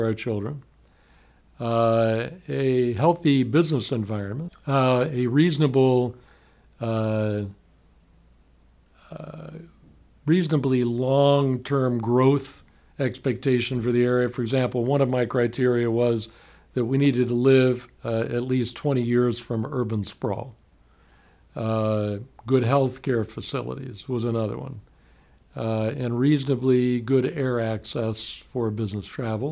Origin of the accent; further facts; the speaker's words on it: Miami, Florida, United States; now in Gainesville, United States; I grew up in Miami. I was born there